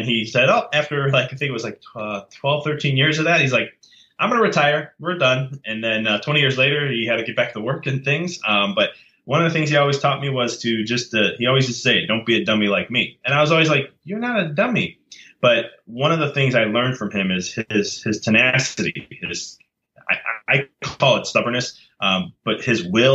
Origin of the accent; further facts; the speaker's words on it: United States; I'm from America, but my dad's from Italy. And but I was raised Italian.